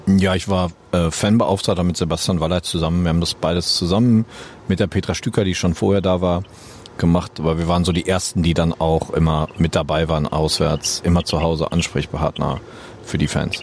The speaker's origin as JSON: {"language": "German", "town": "Holzwickede", "region": "North Rhine-Westphalia", "country": "Germany", "tie": "born or raised there", "said": "ich kam aus Holzwickede, das ist hier so ein kleines Kaff. Wir sind in Unna zur Schule gegangen"}